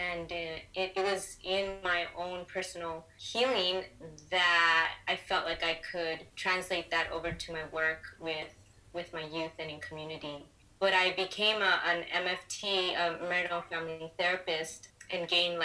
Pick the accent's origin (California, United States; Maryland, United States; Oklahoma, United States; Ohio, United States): California, United States; Los Angeles; I was born and raised in Los Angeles. My family's from Guatemala